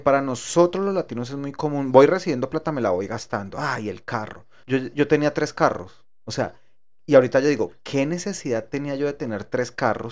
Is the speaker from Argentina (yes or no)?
no; Colombia; moved away as an adult; now in United States; cuando salí de Colombia